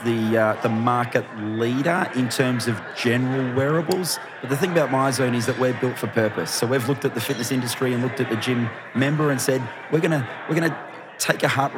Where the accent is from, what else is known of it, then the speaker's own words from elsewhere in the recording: Australia; I'm from Australia